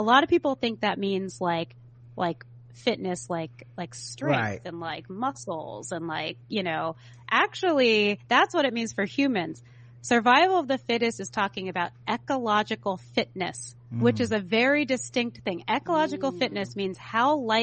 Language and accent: English; San Francisco, California, United States; So I was born in San Francisco, like, in the city. San Francisco doesn't have an inner city anymore, but it did in the 80s. And so that's where I'm from. And so I grew up in the inner city